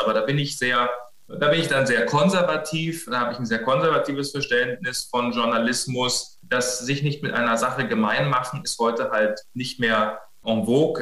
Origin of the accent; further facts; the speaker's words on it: Bavaria, Germany; now in Berlin, Germany; Also ich komme ja ursprünglich aus Bayern